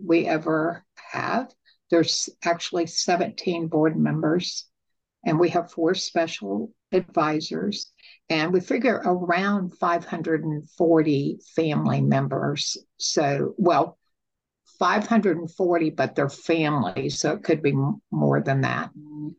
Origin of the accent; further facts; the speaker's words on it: Texas, United States; I'm from Texas